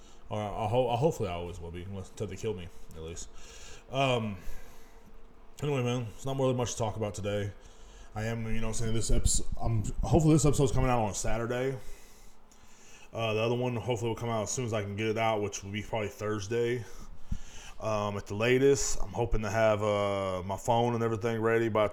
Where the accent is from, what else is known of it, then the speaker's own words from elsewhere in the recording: Kingsland, Texas, United States; moved away; back in my hometown of Kingsland, Texas